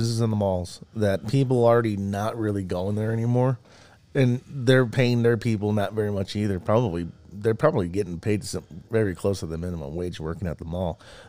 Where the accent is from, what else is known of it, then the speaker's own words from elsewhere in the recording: California, United States; moved away; also born or lived in Utah; I'm from California, but we left her in the early 90s. My parents bought a house in Utah.